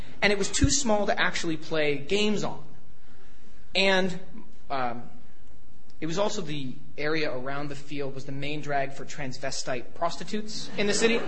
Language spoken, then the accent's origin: English; Toronto, Ontario, Canada; moved away as an adult; also born or lived in United States; growing up in Toronto, Canada